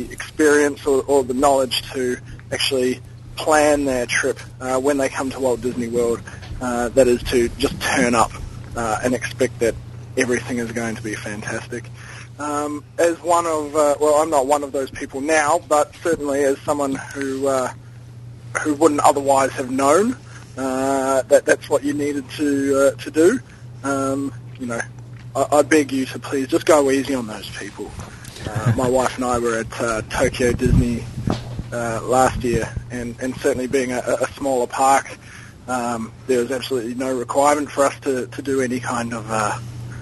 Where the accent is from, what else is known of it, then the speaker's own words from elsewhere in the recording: Wellington, New Zealand; now in Sydney, Australia; I'm from Wellington, New Zealand. So I'm actually calling out of Sydney, Australia at the moment.